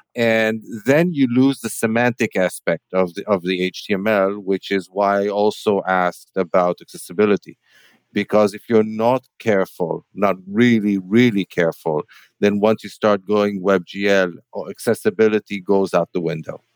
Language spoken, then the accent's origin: English; Tel Aviv, Tel Aviv District, Israel; in my hometown